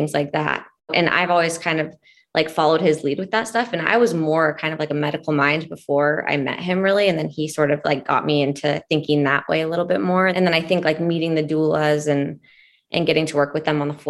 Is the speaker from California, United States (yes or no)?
no; Boise, Idaho, United States; moved away as an adult; also born or lived in Spokane, Washington / Barcelona, Spain; now in Cleveland, United States; I'm from Boise, Idaho